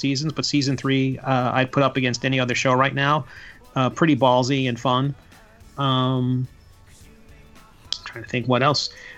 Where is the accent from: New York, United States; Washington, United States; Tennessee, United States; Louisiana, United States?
New York, United States; Long Island; also born or lived in Virginia / DC area; now in Florida, United States; I grew up on Long Island in New York